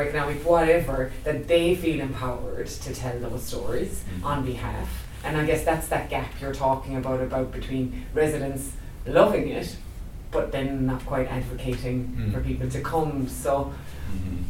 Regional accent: Ireland; moved away as an adult; now in Christchurch, New Zealand; I've been here 10 years now, and I was here just before the quakes, and I've chosen to stay, and actually I don't see myself ever moving back to Ireland.

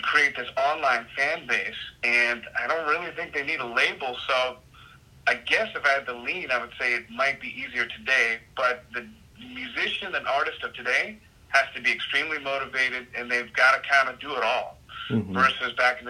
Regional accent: Virginia Beach, Virginia, United States; moved away as an adult; now in Los Angeles, United States; I originally come from Virginia Beach

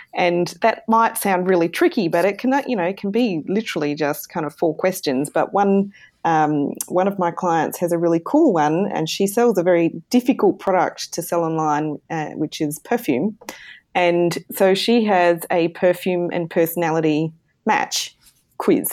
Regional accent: southern Australia, Australia; I am in Australia. So, I'm down under. in Australia. In the south

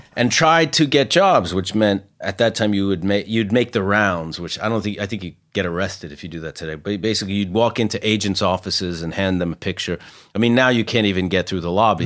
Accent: Mount Vernon, New York, United States; I grew up in Mount Vernon, which is the first city above New York that's in Westchester

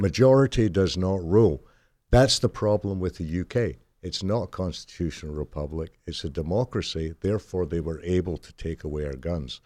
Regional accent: United Kingdom; born or raised there; moved away

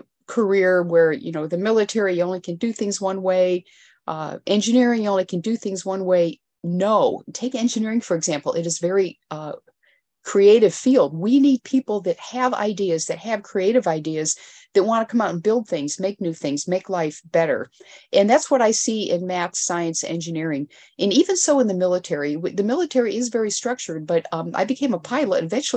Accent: Elmira, New York, United States; so I'm actually from Elmira, New York.

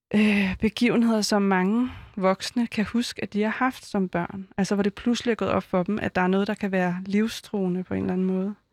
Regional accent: Vestegnen, Capital Region of Denmark, Denmark; jeg er jo fra Vestegnen

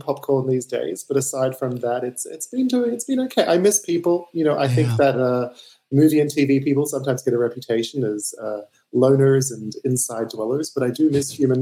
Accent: Australia; I'm Australian. I just got a fancy accent

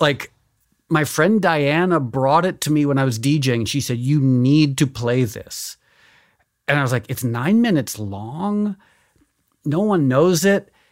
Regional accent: Connecticut, United States; also born or lived in New York; I was born in New York, but I grew up in Connecticut

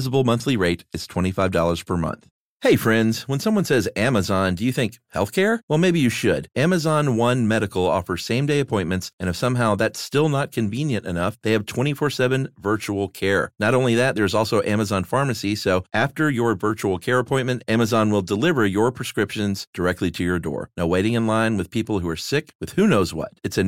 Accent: Florida, United States; I grew up in Florida, so we spent most of the summer with our shoes off.

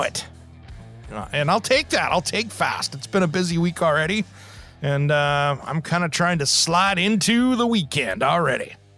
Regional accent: Tri-Cities, Washington, United States; growing up in Tri Cities, Washington, and uh, Eastern Washington

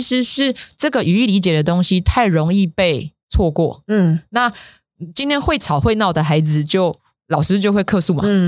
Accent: Taiwan; moved away as an adult; 我回来台湾十年了

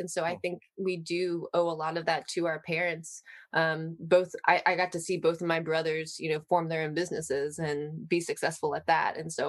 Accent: Baltimore, Maryland, United States; I'm originally from Baltimore, Maryland

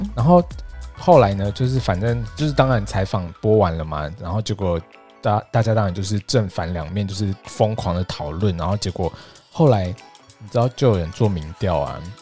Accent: Taiwan; 像我们台湾的

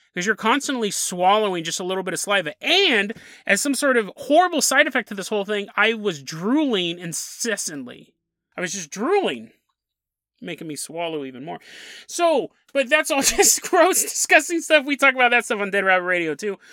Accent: Sacramento, California, United States; moved away; Sacramento, California, my hometown

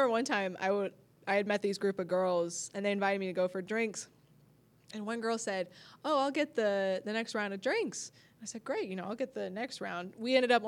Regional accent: Orange County, California, United States; now in Los Angeles, United States; I grew up in Orange County, so going to LA was always like a treat

